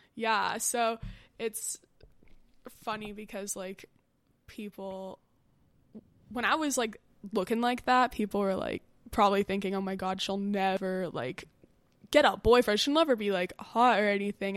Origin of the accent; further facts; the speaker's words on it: Westlake Village, California, United States; I'm from Westlake Village.